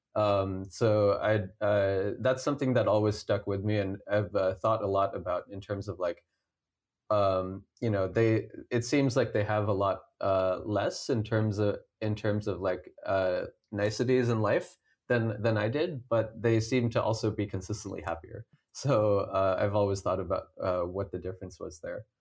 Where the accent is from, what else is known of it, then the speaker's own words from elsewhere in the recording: Cupertino, California, United States; I grew up in Cupertino